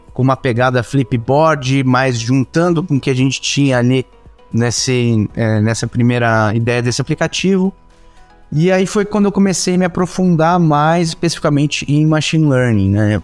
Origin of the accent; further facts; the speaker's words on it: São Paulo, Brazil; eu sou nascido em São Paulo